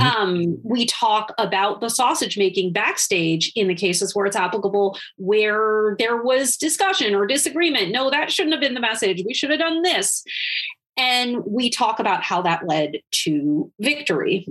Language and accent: English; Wisconsin, United States; my home state of Wisconsin